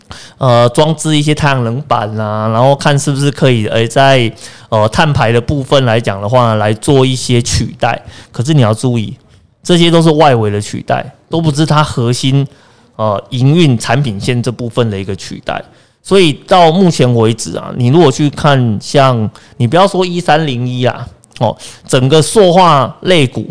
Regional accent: Kaohsiung, Taiwan; 呃，在我的家乡，

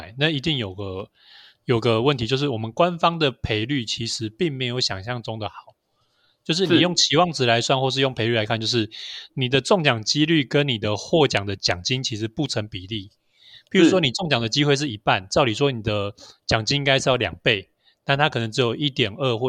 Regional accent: Taiwan; 早期早期我们台湾人其实生活是离不开赌博电玩的。

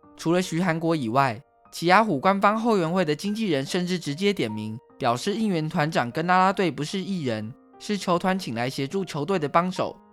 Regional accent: Taiwan; 台湾是一块宝岛，同时也是我们的家乡

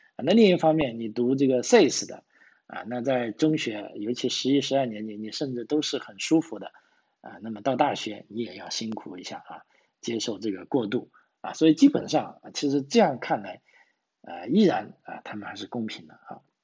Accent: China; now in Australia; 对于我们中国人来说

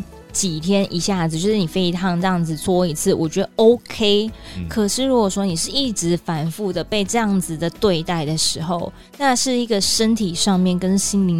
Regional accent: Taiwan; 即使我是台湾人，

